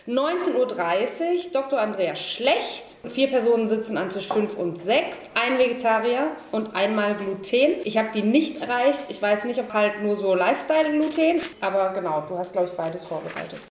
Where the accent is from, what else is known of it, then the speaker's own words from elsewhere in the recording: Berlin, Germany; wir Berliner